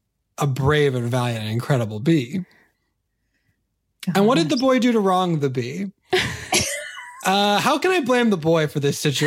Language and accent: English; California, United States; You and I are both California kids.